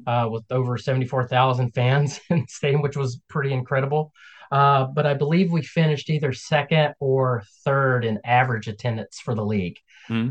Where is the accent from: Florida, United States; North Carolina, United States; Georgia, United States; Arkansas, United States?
North Carolina, United States; Kannapolis; also born or lived in Albemarle, North Carolina; I was born right outside of Charlotte, uh, a, a, town called Kannapolis. Um, and grew up there.